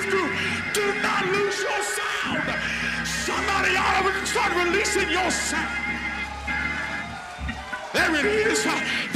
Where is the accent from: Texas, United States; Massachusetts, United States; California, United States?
Texas, United States; I was raised up in Texas